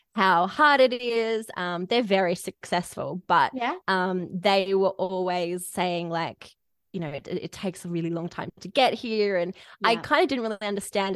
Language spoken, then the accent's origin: English; Melbourne, Victoria, Australia; also born or lived in Bendigo; I grew up in Melbourne, but we moved to Bendigo, which is in regional Victoria.